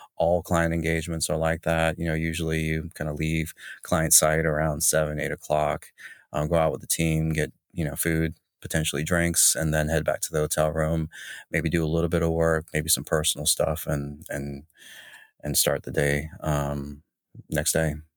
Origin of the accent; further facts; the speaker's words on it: Jacksonville, North Carolina, United States; also born or lived in Raleigh / Charlotte / Chapel Hill / Greensboro; now in Chicago, United States; I'm from North Carolina, a hail from small city, Jacksonville